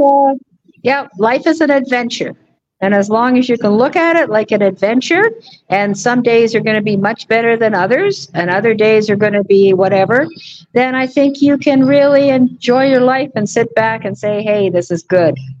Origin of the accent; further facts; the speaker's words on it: England, United Kingdom; moved away; also born or lived in Canada; I was born in England